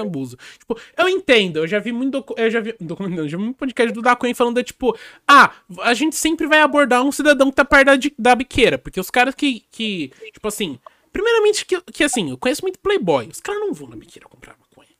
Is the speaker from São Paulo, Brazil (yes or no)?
yes; São Paulo, Brazil; eu nasci em São Paulo